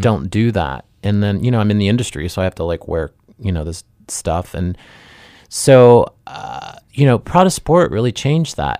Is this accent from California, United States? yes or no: no; Dayton, Ohio, United States; I'm from Ohio